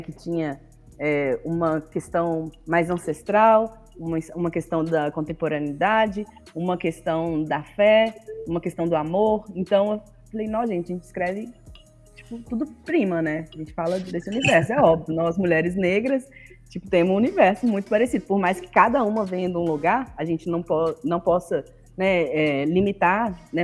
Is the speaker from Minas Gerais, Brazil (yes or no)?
yes; Governador Valadares, Minas Gerais, Brazil; Eu sou do leste de Minas, sou de Valadares. Hum. É, eu fui criada pela minha tia, né, que é irmã da minha mãe. É, eu, eu, fui criada numa ilha, é, que é um bairro